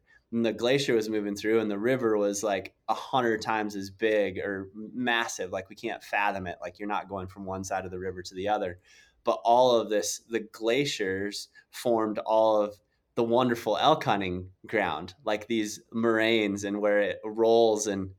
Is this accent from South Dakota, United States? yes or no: yes; South Dakota, United States; I grew up in South Dakota and some of my good friends had a ranch on the Pine Ridge Indian Reservation.